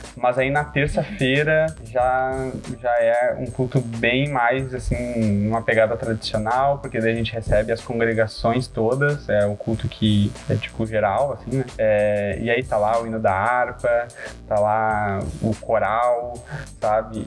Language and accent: Portuguese; Gravataí, Rio Grande do Sul, Brazil; só aqui da cidade de Gravataí, é uns 20 minutinhos de Porto Alegre